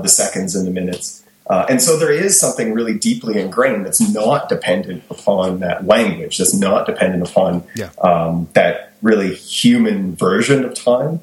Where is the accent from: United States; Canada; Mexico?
Canada; Kingston, Ontario; moved away; So I'm originally from Kingston